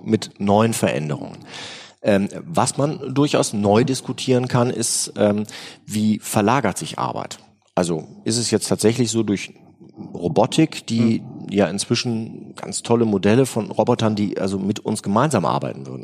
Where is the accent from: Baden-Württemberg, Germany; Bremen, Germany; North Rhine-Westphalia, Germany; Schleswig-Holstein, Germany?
North Rhine-Westphalia, Germany; Remscheid; ich komme aus Remscheid